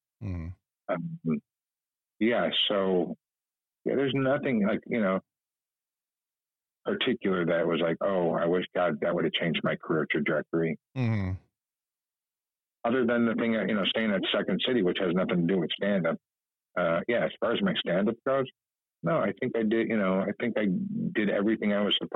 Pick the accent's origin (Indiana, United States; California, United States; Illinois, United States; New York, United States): Indiana, United States; East Chicago; moved away as an adult; also born or lived in Los Angeles; I'm a kid from East Chicago. I grew up, you know, my dad was a cop